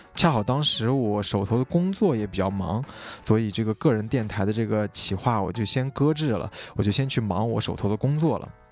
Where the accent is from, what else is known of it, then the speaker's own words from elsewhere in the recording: Xinjiang, China; moved away as an adult; also born or lived in Hangzhou / New York; now in Shanghai, China; 我是出生在新疆 我在新疆待到十八岁，然后后来去杭州念的大学，读的是广告专业